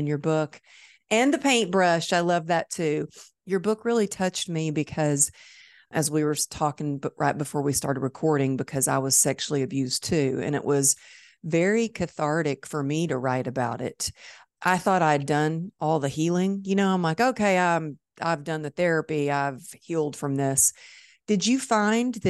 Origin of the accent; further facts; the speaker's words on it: Dallas, Texas, United States; It's my hometown